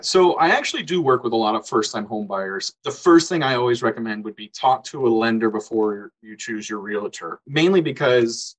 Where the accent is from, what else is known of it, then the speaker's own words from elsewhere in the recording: Orlando, Florida, United States; growing up in Orlando